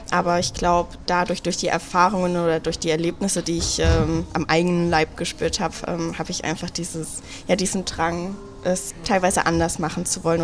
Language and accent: German; Thuringia, Germany; ich komme ursprünglich aus Thüringen und habe mein erstes Ausbildungsjahr oder wollte meine Ausbildung in Leipzig beginnen, habe das auch gemacht.